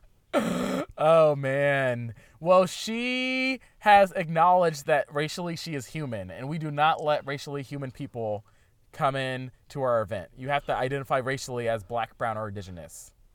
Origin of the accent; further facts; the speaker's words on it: Virginia, United States; now in Portland, United States; I'm from Virginia